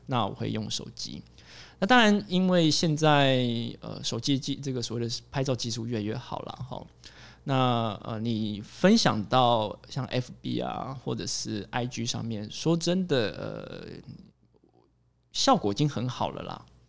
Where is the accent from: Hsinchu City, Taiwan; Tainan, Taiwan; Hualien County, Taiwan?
Hsinchu City, Taiwan; Hsinchu; 我的老家，哦，其实离城隍庙非常的近，哦，新竹有一个非常著名的景点，它在市中心，哦，城隍庙，啊，我家就在那附近